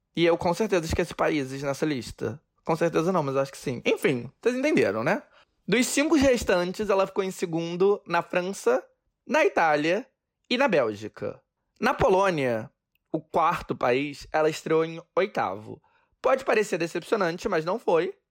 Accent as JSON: {"language": "Portuguese", "country": "Brazil", "moved": "yes", "lives_now": "New York, United States", "said": "eu sou brasileiro"}